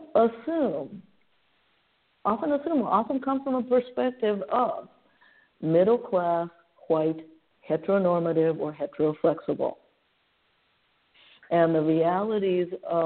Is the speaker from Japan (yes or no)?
yes; Japan; now in San Francisco, United States; San Francisco is my home, sure, but I was born and raised in Japan.